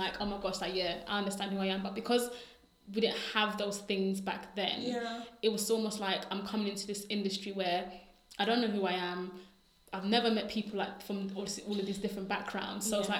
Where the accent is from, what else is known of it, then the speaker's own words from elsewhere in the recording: London, United Kingdom; I was from Hackney